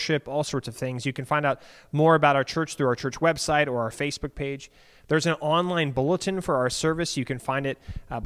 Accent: Alexandria, Virginia, United States; I grew up in Alexandria

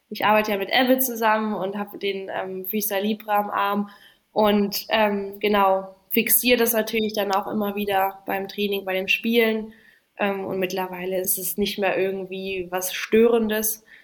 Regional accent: Namibia; ja, Namibia ist natürlich meine Heimat. Äh, da bin ich geboren, aufgewachsen. Ähm, immer noch, äh, meine Eltern leben immer noch dort

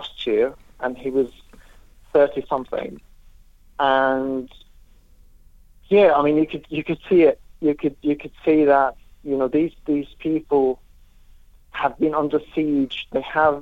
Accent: Lebanon; also born or lived in Syria; now in Jordan; I'm originally from Lebanon. I lived in Lebanon. I lived in Syria. I'm currently in Jordan

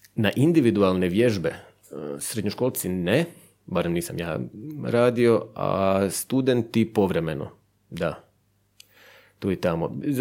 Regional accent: Buzet, Istria County, Croatia; accent: Buzet kajkavian; moved away as an adult; also born or lived in Zagreb; Ja sam iz Buzeta mjestu u Istri.

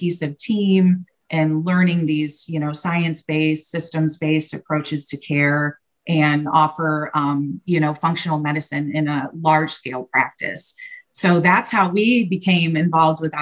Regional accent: Fort Wayne, Indiana, United States; here in my hometown, Fort Wayne, Indiana

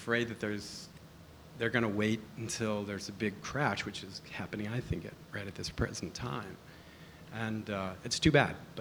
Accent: United States; now in Australia; I come from the United States

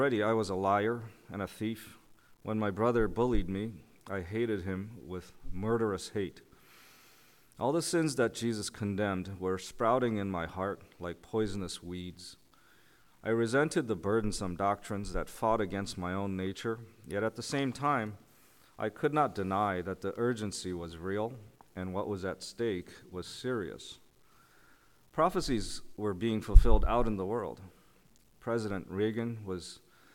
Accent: South Korea; now in New Canaan, United States; I was born in South Korea in the early 70s

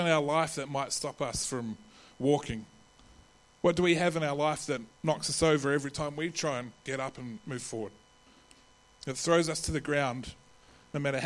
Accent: New Zealand; accent: Kiwi; now in Adelaide, Australia; my Kiwi accent

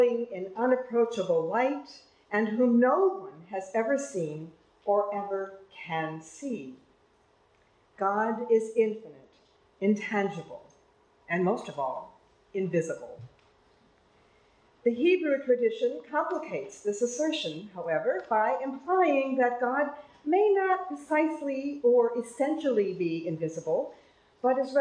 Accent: United States; accent: American; my American accent

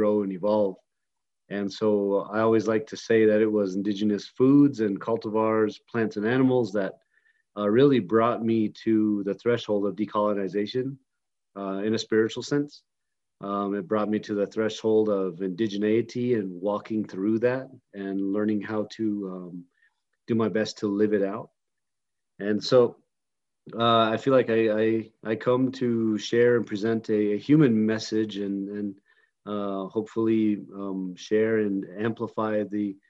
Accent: White Mountain Apache Tribe, northeastern Arizona, United States; I'm from the White Mountain Apache Tribe in northeastern Arizona

